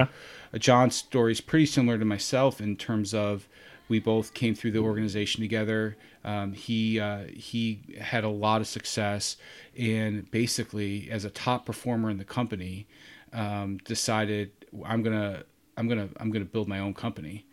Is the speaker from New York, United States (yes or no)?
yes; Rochester, New York, United States; originally born and raised in Rochester, New York